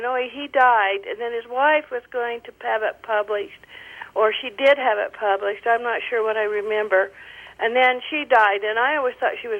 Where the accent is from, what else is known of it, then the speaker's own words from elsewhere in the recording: Salt Lake City, Utah, United States; I grew up in Salt Lake City, and I used to know a lot of stuff about the Mormon Church, and I'm 69 years old